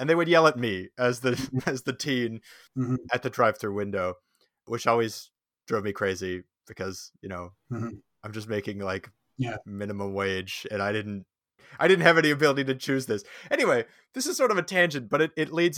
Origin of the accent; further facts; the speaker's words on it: Saskatoon, Saskatchewan, Canada; I grew up in Saskatoon